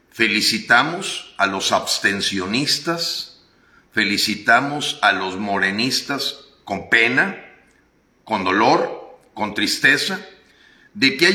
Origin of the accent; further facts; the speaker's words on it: Mexico; quiero ser muy claro en agradecer como mexicano, como hombre que luchó hombro con hombro con muchísimos mexicanos